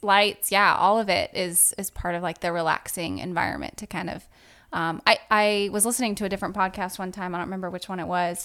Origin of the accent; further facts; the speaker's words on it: Southern California, United States; moved away as an adult; also born or lived in Virginia; now in Pensacola, United States; I am actually originally from Southern California. It's like, uh, two hours north of San Diego.